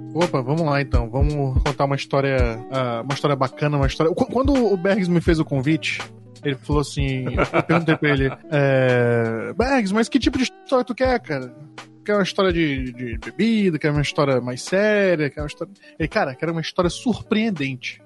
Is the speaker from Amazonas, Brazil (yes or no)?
yes; Manaus, Amazonas, Brazil; eu sou natural aqui de Manaus, nasci aqui